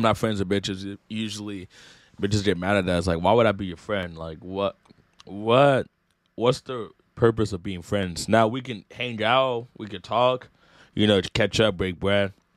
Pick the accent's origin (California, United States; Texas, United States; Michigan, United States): California, United States; Rocklin; I'm from Rockland, like, five minutes away